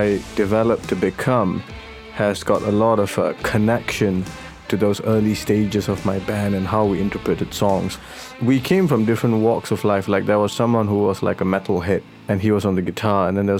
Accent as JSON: {"language": "English", "country": "Singapore", "said": "Because I'm from Singapore, I'm from Southeast Asia, you see, and I'm Tamil"}